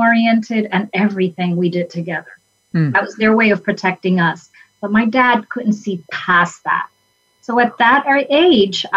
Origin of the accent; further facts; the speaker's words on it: New York City, New York, United States; I was born and raised in the South Bronx of New York